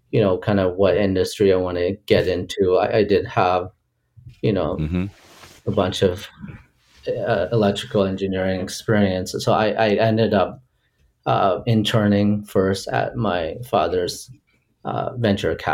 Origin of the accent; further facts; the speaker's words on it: Andover, Massachusetts, United States; also born or lived in Liberia; growing up in Boston, we we lived in a suburb just north of Boston. Yeah, uh, it's in a town called Andover.